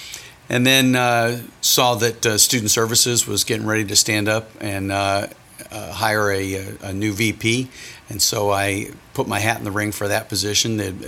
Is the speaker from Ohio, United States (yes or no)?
yes; Akron, Ohio, United States; moved away as an adult; I'm originally from Akron, Ohio, the rubber capital of the world, if you will, or at least the nation. Graduated high school in 1980, joined the Navy age of 19